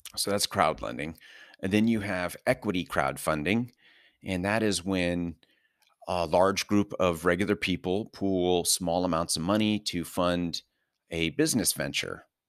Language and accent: English; Southern California, United States; moved away; also born or lived in New York City metro area; born and raised in Southern California